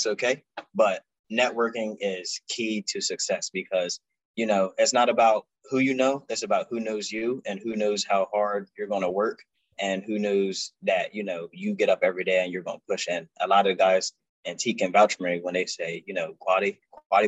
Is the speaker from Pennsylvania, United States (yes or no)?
no; Salem, New Jersey, United States; moved away as an adult; I'm from Salem, New Jersey